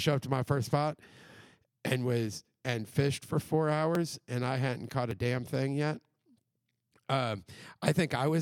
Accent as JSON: {"language": "English", "region": "Midwest", "country": "United States", "moved": "yes", "said": "I'm from the Midwest"}